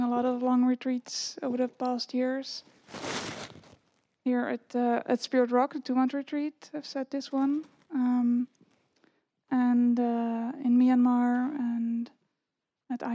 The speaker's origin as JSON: {"language": "English", "country": "Netherlands", "moved": "yes", "lives_now": "Virginia, United States", "said": "I'm from the Netherlands. But I live in the U.S. In Virginia"}